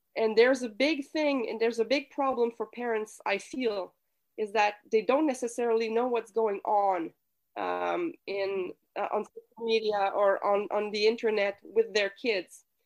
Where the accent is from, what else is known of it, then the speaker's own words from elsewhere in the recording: Quebec City, Quebec, Canada; I come from Quebec City, so I was raised in a typical French speaking Quebec family.